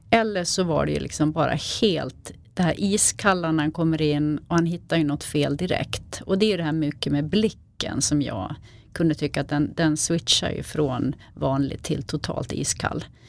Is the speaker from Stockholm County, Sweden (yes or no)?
no; Falun, Dalarna County, Sweden; jag är uppvuxen i, eh, i Falun, utanför Falun i en liten